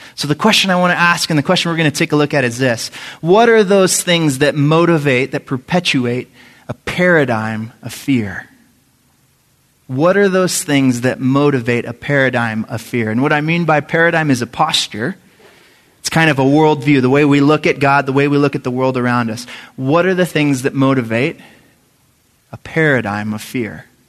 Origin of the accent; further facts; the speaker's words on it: San Antonio, Texas, United States; I grew up in San Antonio, Texas